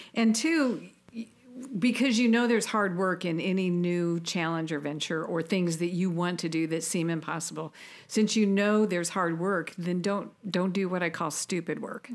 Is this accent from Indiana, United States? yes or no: yes; Auburn, Indiana, United States; I was a girl from Auburn, Indiana